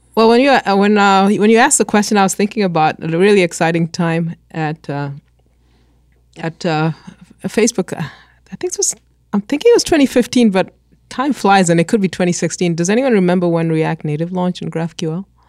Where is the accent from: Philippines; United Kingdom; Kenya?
Kenya; moved away; I grew up in Kenya